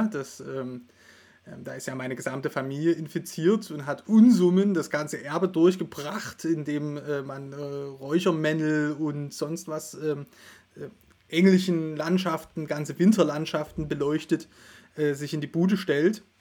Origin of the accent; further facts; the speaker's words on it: Saxony, Germany; Ich komme ja aus Sachsen, wir wissen, wie Weihnachten gefeiert wird.